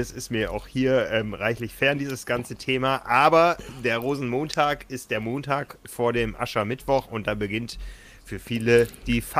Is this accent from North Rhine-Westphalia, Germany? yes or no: no; Osnabrück, Lower Saxony, Germany; now in Hamburg, Germany; Okay, ja, ich kenne es als Karneval aus der Ecke, wo ich herkomme. Ich komme gebürtig aus Osnabrück.